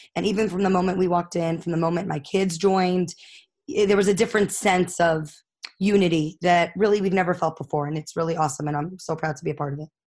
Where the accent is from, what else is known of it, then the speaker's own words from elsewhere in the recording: New York City, New York, United States; I grew up in Far Rockaway